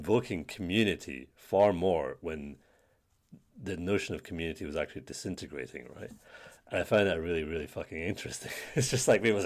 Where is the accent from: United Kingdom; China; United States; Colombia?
United Kingdom; growing up in Britain